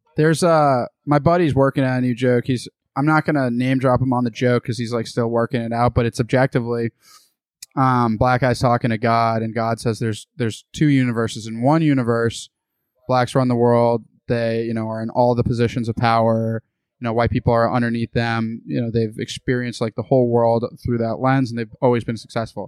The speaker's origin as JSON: {"language": "English", "country": "United States", "tie": "born or raised there", "also_born_or_lived": "Boston", "lives_now": "Austin, United States", "said": "I was born in the United States."}